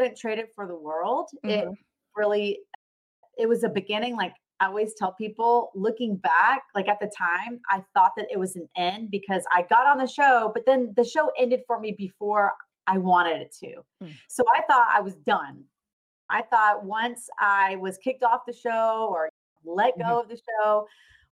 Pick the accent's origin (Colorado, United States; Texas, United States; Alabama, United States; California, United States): Texas, United States; Dallas; also born or lived in Richardson, Texas; born and raised in Dallas, Texas.